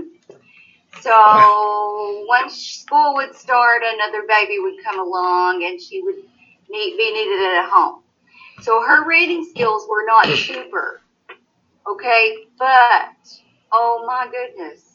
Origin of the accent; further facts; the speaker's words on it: Knott County, Kentucky, United States; I was born and raised right here in Knott County.